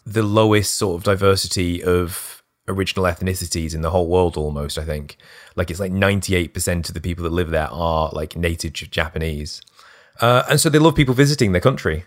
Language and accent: English; United Kingdom; being British